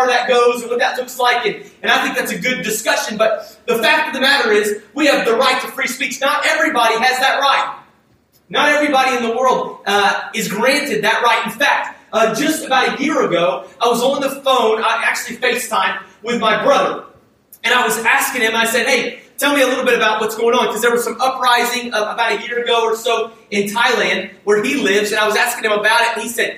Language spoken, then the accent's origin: English; United States; as an American